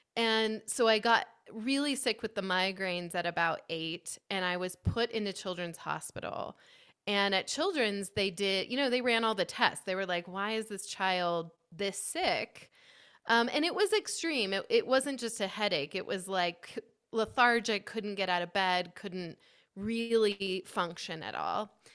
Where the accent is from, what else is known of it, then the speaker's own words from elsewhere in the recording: Kitsap Peninsula, Washington, United States; I grew up on the Kitsap Peninsula in Washington State near Seattle